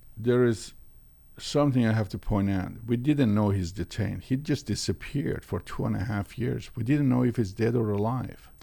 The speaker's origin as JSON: {"language": "English", "town": "Tehran", "region": "Tehran Province", "country": "Iran", "tie": "born or raised there", "moved": "yes"}